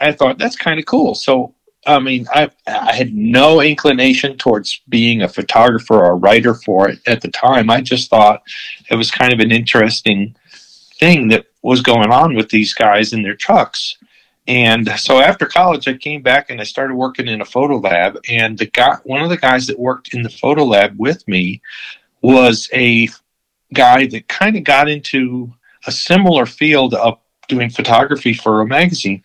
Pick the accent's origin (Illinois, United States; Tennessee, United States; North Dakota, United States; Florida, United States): Florida, United States; also born or lived in Connecticut; originally I was born in Connecticut and moved to Florida. And in Florida, you know, I went to high school